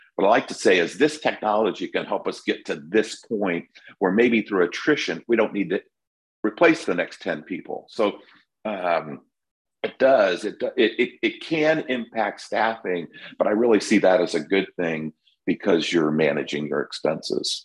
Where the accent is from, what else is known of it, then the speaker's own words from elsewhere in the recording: California, United States; now in Florida, United States; I'm from California